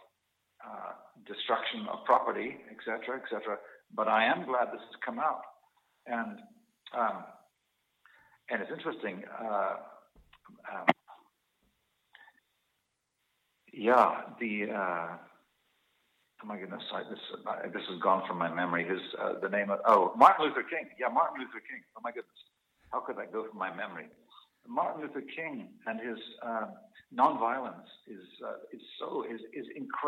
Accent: Zimbabwe; moved away as an adult; also born or lived in South Africa / Scotland; now in Canada; I grew up in Rhodesia, which is now Zimbabwe, and then I went to university in South Africa, where there was apartheid.

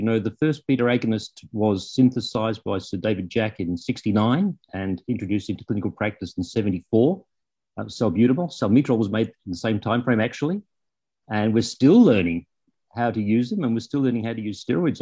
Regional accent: Melbourne, Victoria, Australia; moved away; I grew up in Melbourne

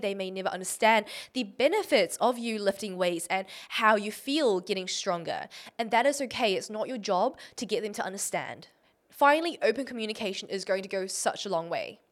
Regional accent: Auckland, New Zealand; I was born in New Zealand, Auckland

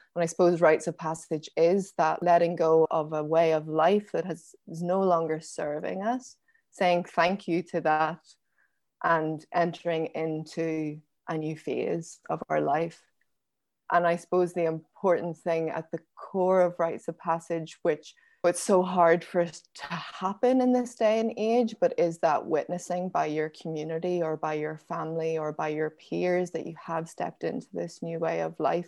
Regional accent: Belfast, Northern Ireland, United Kingdom; also born or lived in County Down; I was born in Belfast in nineteen eighty-nine

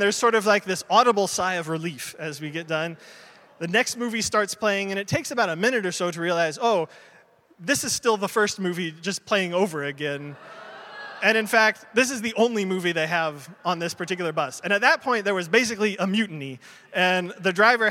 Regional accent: United States; I'm American.

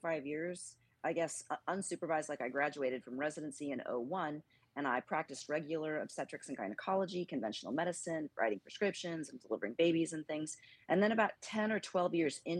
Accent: Northern California, United States; now in Texas, United States; I grew up in Northern California on an army base just north of San Francisco

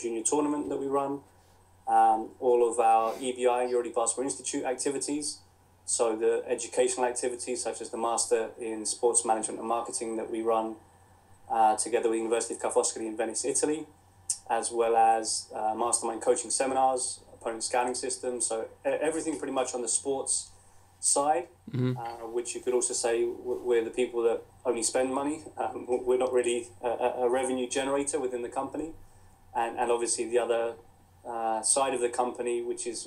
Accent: Crawley, South East England, United Kingdom; as you can tell from the accent, I was born and brought up in England, in Crawley in West Sussex.

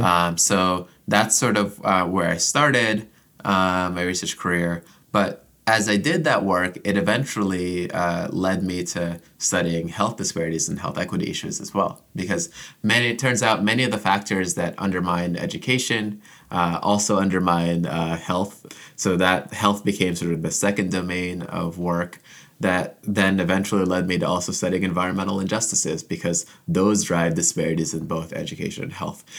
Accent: Orlando, Florida, United States; moved away as an adult; also born or lived in Jamaica / Ann Arbor, Michigan; now in Ithaca, United States; I was born in Jamaica, but I immigrated to the U S as a kid and grew up mostly in Central Florida, uh, in the Orlando area

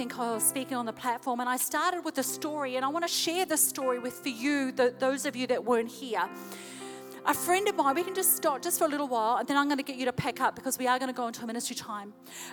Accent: New Zealand; moved away as an adult; now in Chattanooga, United States; my husband and I, we're from New Zealand

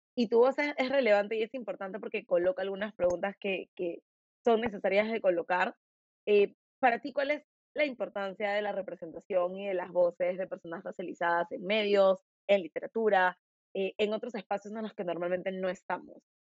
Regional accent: Lima, Peru; accent: limeño; tengo mi acento bien limeño

